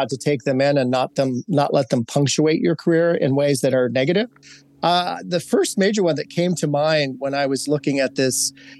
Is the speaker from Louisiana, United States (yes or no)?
no; Hawaii, United States; moved away as an adult; also born or lived in Seattle, Washington; I was in Hawaii. So I grew up in a Pacific Asian Islander community. I am Hispanic. I am Native American. My mom was Irish and Norwegian.